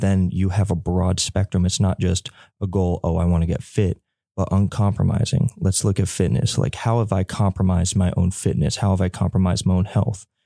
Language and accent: English; Elizabeth City, North Carolina, United States; I'm from Elizabeth City, North Carolina